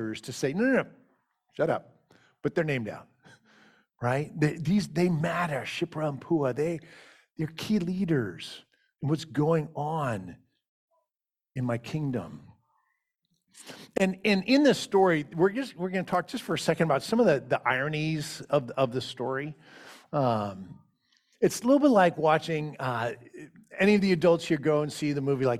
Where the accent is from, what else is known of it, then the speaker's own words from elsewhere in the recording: Richmond, Virginia, United States; I grew up in the West End of Richmond, Virginia